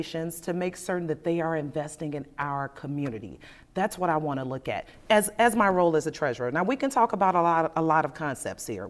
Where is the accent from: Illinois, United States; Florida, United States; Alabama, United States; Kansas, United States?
Illinois, United States; Chicago; I was born in Inglewood, raised on the west side of Chicago